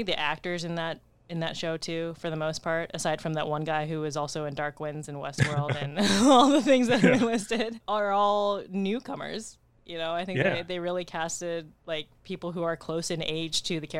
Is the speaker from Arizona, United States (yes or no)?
yes; Arizona, United States; I think us growing up in Arizona